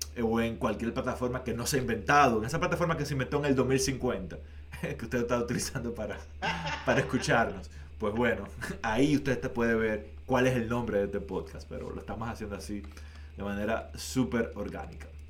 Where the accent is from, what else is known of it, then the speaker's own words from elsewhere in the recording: Dominican Republic; now in Canada; en mi país